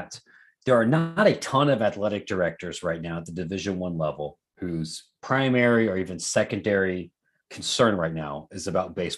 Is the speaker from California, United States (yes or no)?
no; Columbus, Ohio, United States; now in Chicago, United States; I live in Chicago. I'm from Columbus